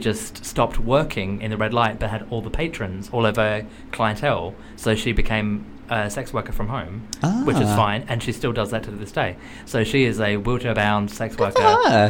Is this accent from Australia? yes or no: yes; Australia; moved away as an adult; also born or lived in Kilburn, London; now in London, United Kingdom; I'm from Australia, and so, like, as an Australian